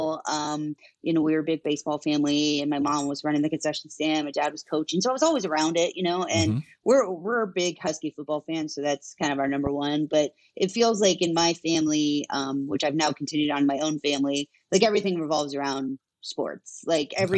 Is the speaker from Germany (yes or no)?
no; Yakima, Washington, United States; moved away as an adult; now in Bellingham, United States; I grew up in Yakima